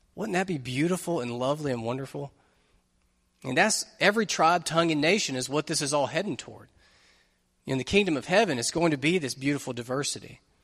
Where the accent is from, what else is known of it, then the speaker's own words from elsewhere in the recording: United States; being an American Christian